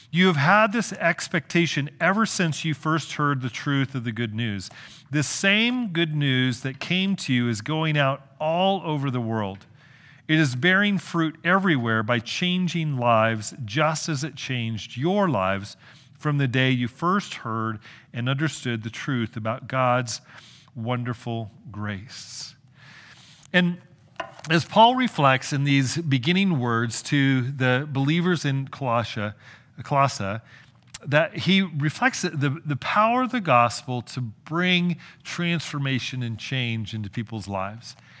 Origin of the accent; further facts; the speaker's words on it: California, United States; I'm from California